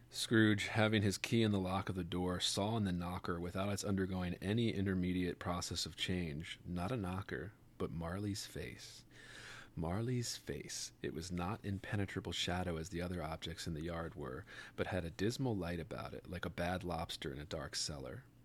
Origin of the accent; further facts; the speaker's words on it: Baltimore, Maryland, United States; Sophie and I grew up in Baltimore